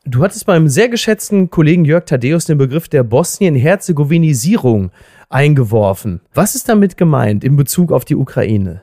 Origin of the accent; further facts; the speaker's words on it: Germany; als Deutscher